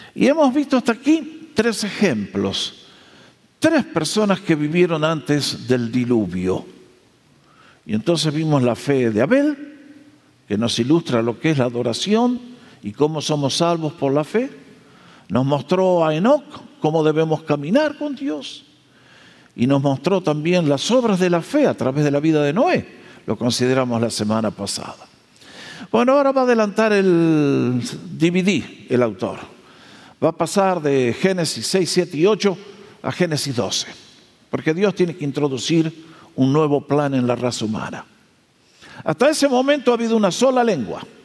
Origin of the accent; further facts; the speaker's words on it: Argentina; moved away; Nosotros nacimos en Argentina eh, dentro del cristianismo en un grupo que allá se llama los hermanos libres